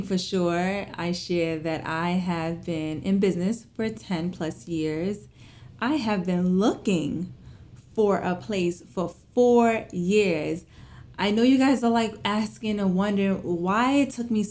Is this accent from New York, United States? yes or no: yes; New York City, New York, United States; I was born and raised in Flatbush, Brooklyn